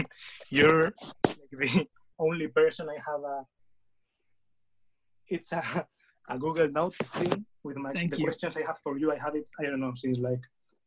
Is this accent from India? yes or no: no; Spain; English is a second language; I'm from Spain, so sorry for my English.